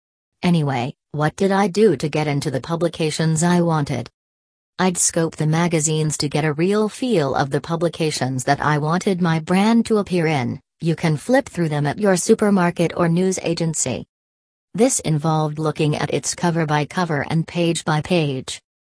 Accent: Malaysia; now in Melbourne, Australia; I am originally from Malaysia but have been living in Australia for 11 years. Instead of starting the business in my home country

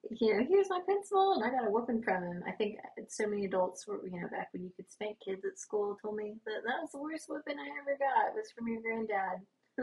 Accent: the South, United States; We're from the South

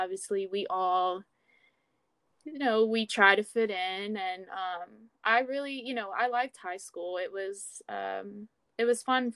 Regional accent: Baton Rouge, Louisiana, United States; moved away as an adult; now in San Francisco, United States; I'm actually from Louisiana, the Baton Rouge area. I moved out to San Francisco about 2 years ago

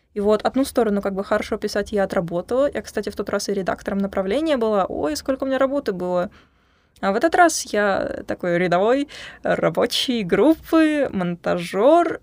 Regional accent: Kerch, Crimea, Ukraine; now in Sevastopol; приехала к вам из солнечного града Севастополя, Ака из Крыма, сама из Керчи.

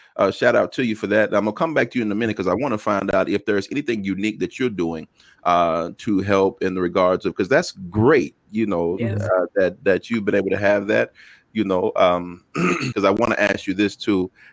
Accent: Texas, United States; I'm from Texas

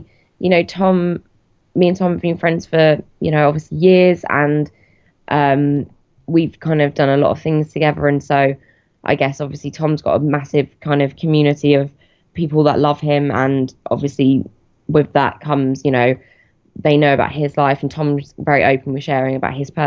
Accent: Plymouth, South West England, United Kingdom; moved away as an adult; now in London, United Kingdom; Originally from Plymouth, and then I moved to London about 7 years ago now.

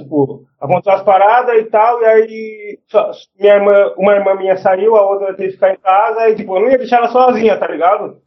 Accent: Jundiaí, São Paulo, Brazil; nasci em Jundiaí, tá ligado? Eu nunca saí daqui.

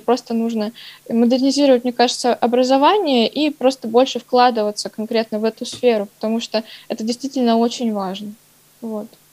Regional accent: Novosibirsk, Novosibirsk Oblast, Russia; я коренной житель Новосибирска

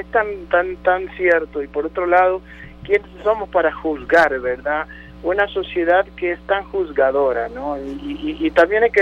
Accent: Argentina; moved away; yo soy argentino y soy mm, eh, he vivido más años acá en este país maravilloso que es mi país que es el país que habito y que es el país que quiero

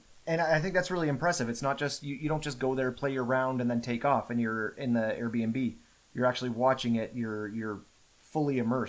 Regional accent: Canada; as a Canadian

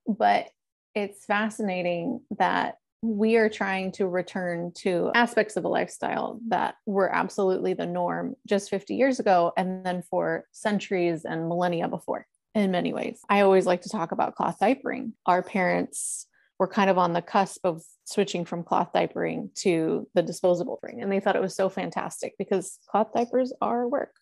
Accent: Northern California, United States; also born or lived in Los Angeles; having been born and raised in California

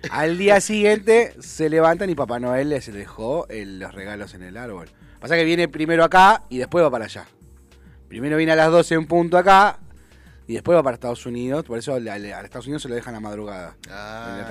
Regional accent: Béccar, Buenos Aires Province, Argentina; Yo nací en Becar, viví en la calle.

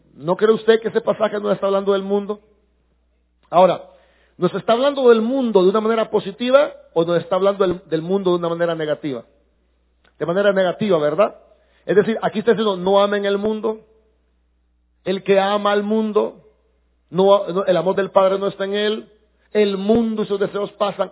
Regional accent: El Salvador; sí somos salvadoreños

